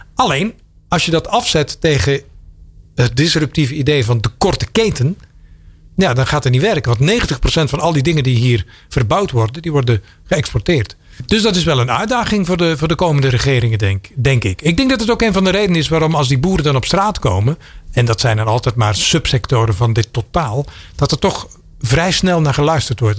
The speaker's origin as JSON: {"language": "Dutch", "country": "Belgium", "moved": "yes", "lives_now": "Netherlands", "said": "ik kom uit België. En als je dan toen ik hier aankwam in 1998"}